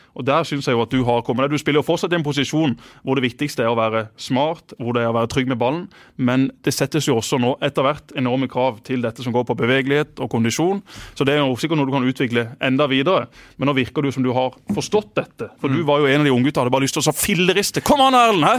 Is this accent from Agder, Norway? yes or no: yes; Kristiansand, Agder, Norway; Jeg har ikke vokst opp der, jeg har vokst opp på Gimlekollen